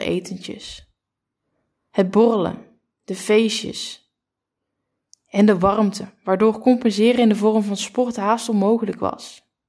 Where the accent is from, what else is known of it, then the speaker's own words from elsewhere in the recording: Curaçao; Ik ben geboren in Curaçao